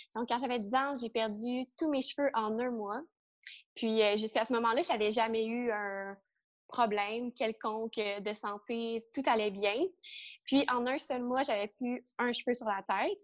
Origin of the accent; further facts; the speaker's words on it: Trois-Rivières, Quebec, Canada; now in Montreal, Canada; j'ai grandi à Trois-Rivières